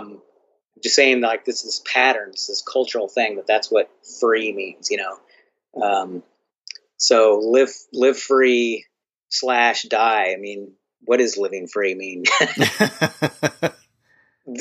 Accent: United States; for me as an American

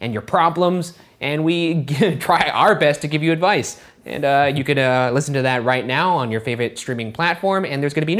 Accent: Arcadia, California, United States

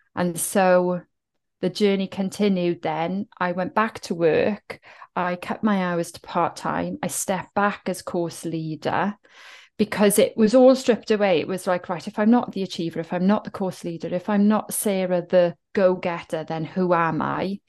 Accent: Cwmbach, Wales, United Kingdom; accent: Welsh; I'm from South Wales, I'm from the Welsh Valleys. There, there is a heritage of being working class, being the underdog. And I come from a little village called Cwmbach

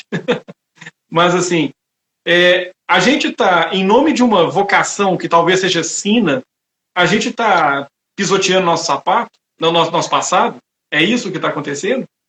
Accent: Itabira, Minas Gerais, Brazil; Eu sou de Itabira, eu cresci a menos de um quilômetro de distância de uma mina gigantesca

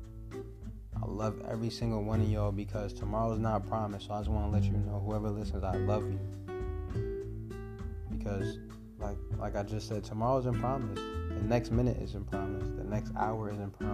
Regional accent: United States; I was born in America

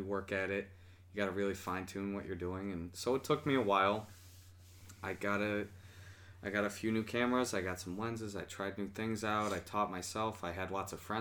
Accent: Syracuse, New York, United States; I am from Syracuse, born and raised

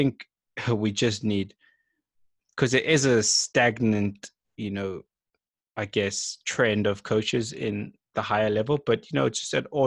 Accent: King William's Town, Eastern Cape, South Africa; I grew up in King William's Town

